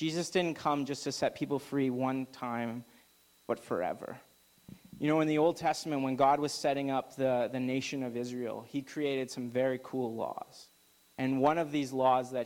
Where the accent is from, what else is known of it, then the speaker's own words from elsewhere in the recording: Alberta, Canada; now in Okanagan, Canada; I'm from Alberta